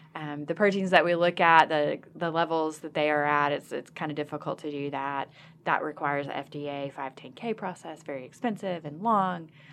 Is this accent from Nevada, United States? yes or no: no; Arkansas, United States; I'm from Arkansas as a, as a hometown girl